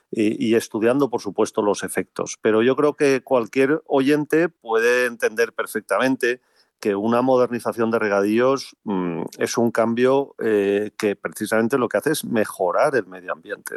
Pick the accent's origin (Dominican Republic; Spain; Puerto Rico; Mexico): Spain; como españoles